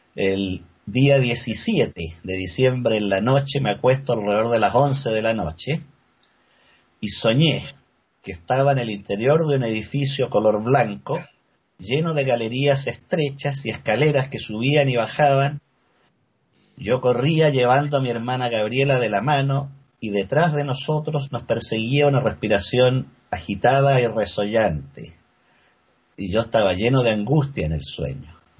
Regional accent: Valdivia, Los Ríos, Chile; moved away as an adult; now in Santiago, Chile; Yo me crié en Valdivia, una ciudad situada al sur de Chile

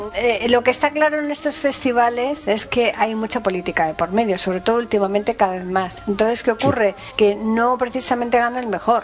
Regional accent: Spain; que somos españoles nos gusta escuchar las cosas más en idioma español

